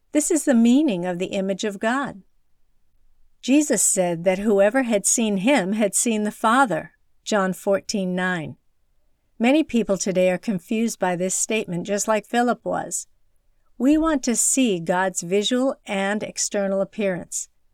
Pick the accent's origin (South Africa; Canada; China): China; moved away; my hometown in rural China